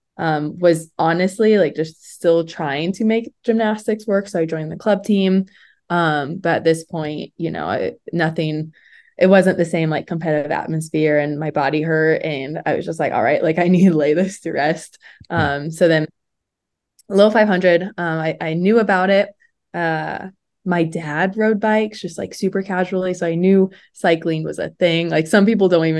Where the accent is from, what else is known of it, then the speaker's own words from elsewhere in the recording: central Indiana, United States; I grew up in Indiana, more like central Indiana